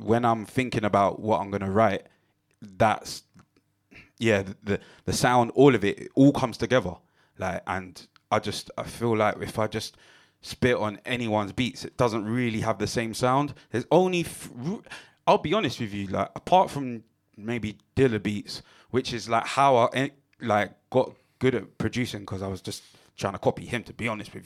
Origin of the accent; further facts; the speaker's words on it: London, United Kingdom; Growing up in Tottenham.